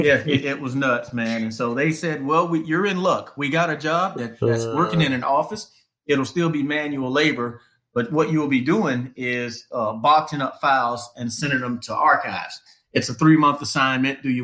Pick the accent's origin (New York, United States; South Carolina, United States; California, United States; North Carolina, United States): North Carolina, United States; Wilmington; moved away as an adult; also born or lived in Atlanta, Georgia / Charlotte, North Carolina; I'm from Wilmington originally